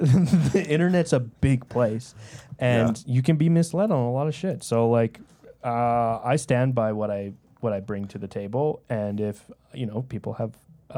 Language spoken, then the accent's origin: English; Canada; we're all Canadian. We're all made in Canada.